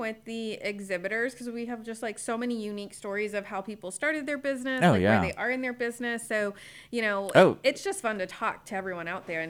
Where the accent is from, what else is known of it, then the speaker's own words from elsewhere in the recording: Spring, Texas, United States; now in Conroe, United States; So I grew up in Spring when it was the sticks.